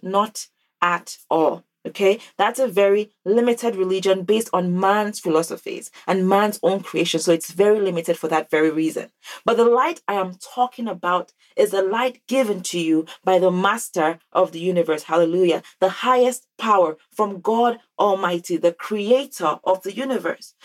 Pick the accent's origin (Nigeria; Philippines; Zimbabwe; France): Nigeria; now in North America; growing up in Nigeria